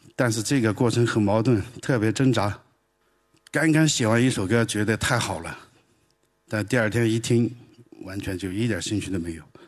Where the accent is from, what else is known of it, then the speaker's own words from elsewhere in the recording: Greater and Lesser Liangshan, Sichuan, China; Chinese is a second language; moved away as an adult; now in Beijing, China; 我是四川大小凉山人，我是个彝族，但彝族是四九年以后才有的哈，原来叫蛮子